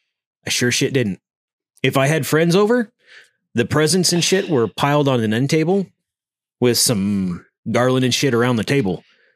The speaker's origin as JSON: {"language": "English", "region": "Vermont", "country": "United States", "tie": "born or raised there", "said": "Well, like growing up in Vermont"}